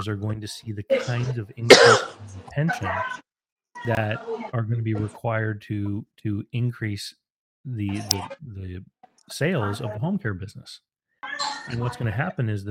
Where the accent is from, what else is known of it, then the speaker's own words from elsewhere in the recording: Moncton, New Brunswick, Canada; my hometown here, where you and I live, and Moncton here